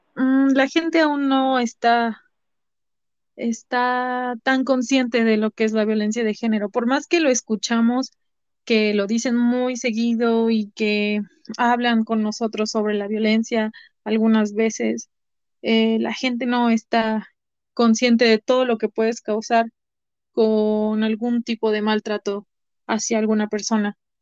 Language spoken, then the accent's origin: Spanish; Puebla, Mexico; soy de origen poblano, soy de Puebla, México.